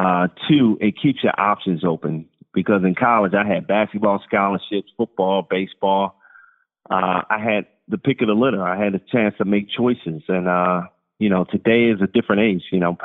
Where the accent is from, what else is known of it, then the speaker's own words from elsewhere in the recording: Baltimore, Maryland, United States; So my dream school growing up in Baltimore was University of Maryland.